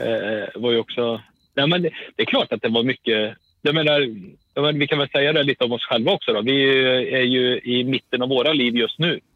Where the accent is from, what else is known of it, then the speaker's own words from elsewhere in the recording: a village near Skövde, Västra Götaland, Sweden; åttiotalet spenderade jag, eh, mer eller mindre oavbrutet i, eh, i byn Versos utanför, eh, en och en halv mil utanför Skövde